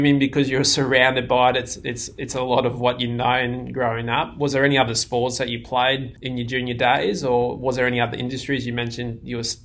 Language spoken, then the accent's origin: English; regional Queensland, Australia; I'm from regional Queensland